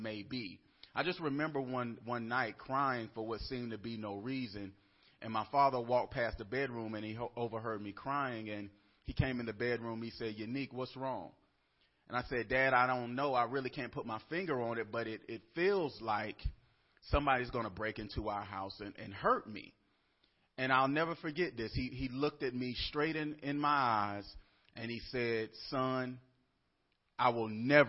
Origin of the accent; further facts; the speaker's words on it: Atlanta, Georgia, United States; I'm from Atlanta, Georgia